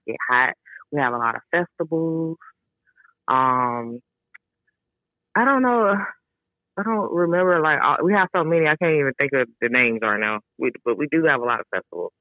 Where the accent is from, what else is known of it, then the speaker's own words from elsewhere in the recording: Atlanta, Georgia, United States; I'm born and raised in Atlanta.